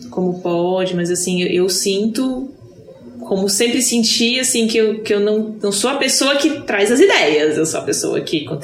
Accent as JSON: {"language": "Portuguese", "town": "Brasília", "region": "Federal District", "country": "Brazil", "said": "Sou de Brasília e estou em Florianópolis."}